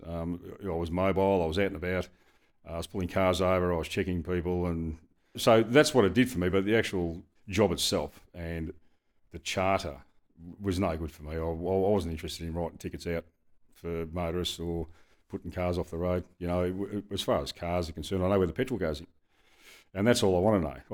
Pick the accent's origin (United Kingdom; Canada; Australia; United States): Australia; Dandenong, Victoria; I grew up in Dandenong